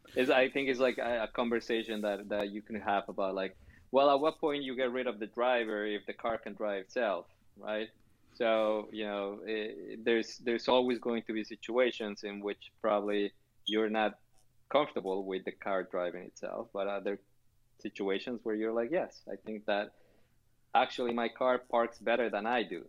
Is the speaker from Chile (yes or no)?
yes; Chile; moved away; also born or lived in Canada; I was born in Chile.